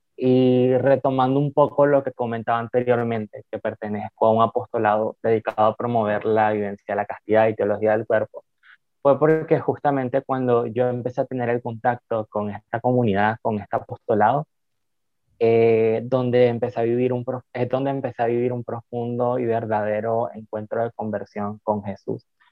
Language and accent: Spanish; Nicaragua; Soy de Nicaragua